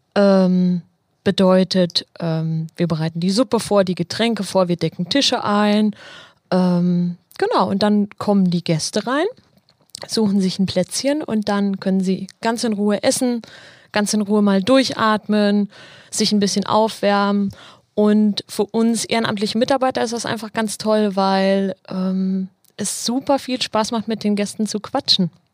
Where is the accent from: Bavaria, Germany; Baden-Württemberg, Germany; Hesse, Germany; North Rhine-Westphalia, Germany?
Hesse, Germany; Marburg; now in Dortmund, Germany; Also ich komme ja nicht aus Dortmund, ich komme ja ursprünglich aus Marburg in Hessen